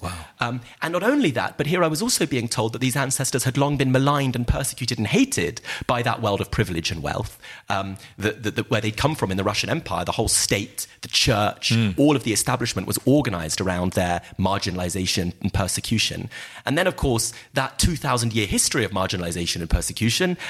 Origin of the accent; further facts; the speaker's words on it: United Kingdom; my family came to Britain as working class migrants from Eastern Europe